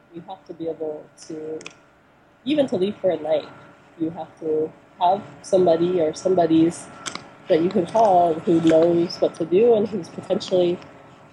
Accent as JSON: {"language": "English", "town": "Santa Cruz", "region": "California", "country": "United States", "moved": "yes", "lives_now": "Oregon, United States", "said": "I'm from Santa Cruz"}